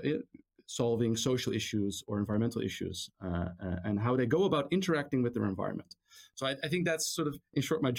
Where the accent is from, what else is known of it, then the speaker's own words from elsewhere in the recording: Amstelveen, North Holland, Netherlands; I'm actually Dutch. I was born in the Netherlands, in Amstelveen. Actually, born in Amsterdam, raised in Amstelveen.